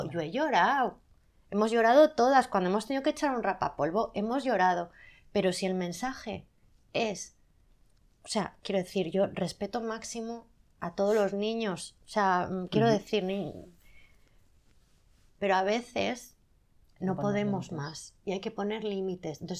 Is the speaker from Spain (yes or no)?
yes; Zaragoza, Aragon, Spain; soy de Zaragoza. Y en Zaragoza gritamos mucho.